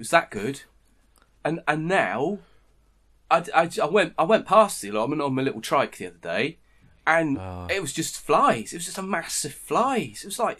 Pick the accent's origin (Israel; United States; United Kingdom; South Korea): United Kingdom; near Glastonbury, South West England; I grew up near Glastonbury.